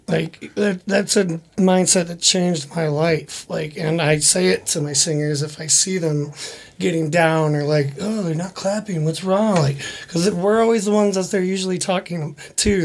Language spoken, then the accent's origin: English; Chicago suburbs, Illinois, United States; moved away; I'm from the Chicago suburbs